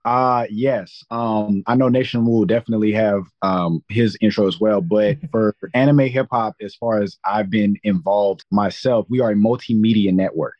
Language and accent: English; Long Beach, California, United States; born and raised in Long Beach, California